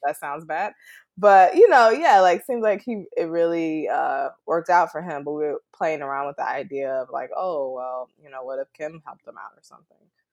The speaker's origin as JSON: {"language": "English", "area": "West suburbs of Chicago", "region": "Illinois", "country": "United States", "tie": "born or raised there", "said": "I grew up, like, in the West suburbs, so I was about a good ten minutes from Chicago, but we just say Chicago just because we're so close."}